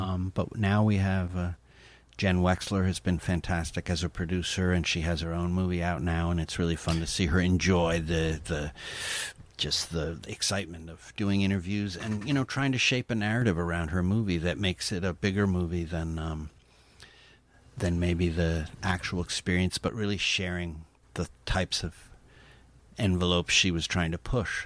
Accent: East Coast, United States; my hometown here in, uh, the East Coast.

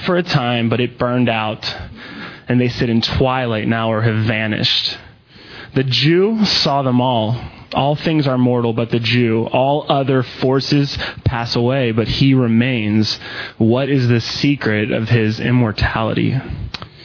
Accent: Western Pennsylvania, United States; moved away as an adult; now in Texas, United States; I'm from Pennsylvania, from Western PA. I moved to Texas

